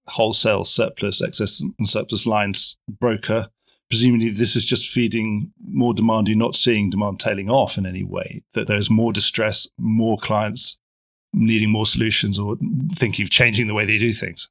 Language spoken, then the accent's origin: English; London, United Kingdom; as a Londoner